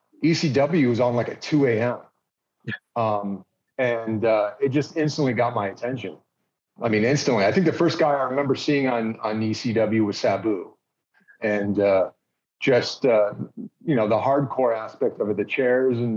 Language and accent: English; California, United States; I grew up in California